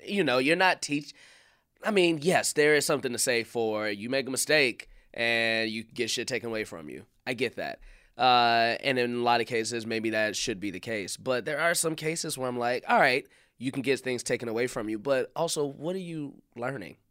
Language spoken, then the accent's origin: English; Chicago, Illinois, United States; I'm from Chicago